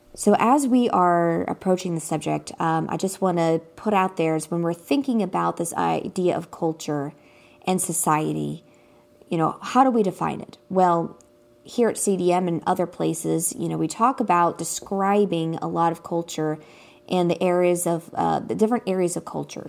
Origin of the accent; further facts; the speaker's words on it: United States; growing up in America